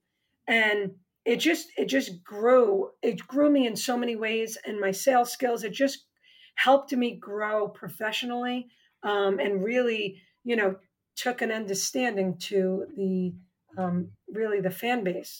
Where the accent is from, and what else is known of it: New York, United States; accent: New York; moved away